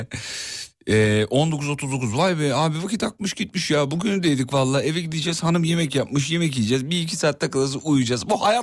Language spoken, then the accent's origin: Turkish; Giresun, Turkey; moved away; also born or lived in Tekirdağ; Yok Giresunluyuz abi.